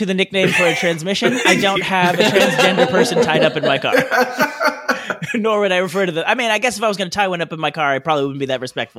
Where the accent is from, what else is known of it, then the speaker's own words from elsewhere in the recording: Australia; now in New Zealand; I'm an expat from Australia living in New Zealand.